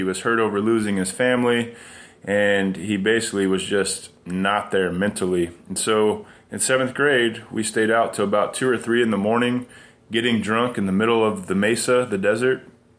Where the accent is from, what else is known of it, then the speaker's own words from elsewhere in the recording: Carlsbad, New Mexico, United States; I was born in 1977 in Carlsbad, New Mexico. It's a small town in South New Mexico, and my family lived on a privately owned 5-acre lot that my grandparents owned.